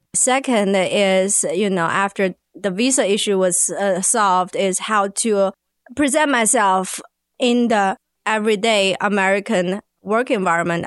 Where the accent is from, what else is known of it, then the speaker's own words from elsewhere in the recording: China; now in Arkansas, United States; I'm from China